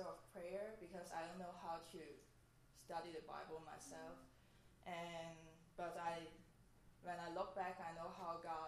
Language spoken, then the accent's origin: English; Hong Kong; moved away; I'm from Hong Kong